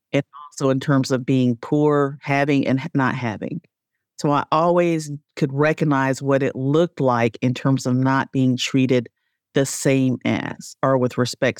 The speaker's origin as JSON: {"language": "English", "town": "Spartanburg", "region": "South Carolina", "country": "United States", "tie": "born or raised there", "said": "I grew up in Spartanburg, South Carolina"}